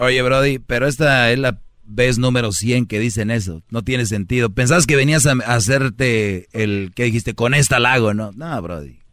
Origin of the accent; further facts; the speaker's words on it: Monterrey, Nuevo León, Mexico; como buen regio